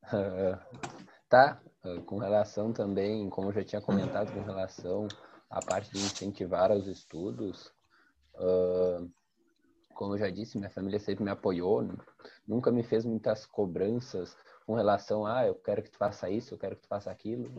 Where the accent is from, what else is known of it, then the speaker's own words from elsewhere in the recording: Canguçu, Rio Grande do Sul, Brazil; eu sou do interior de Canguçu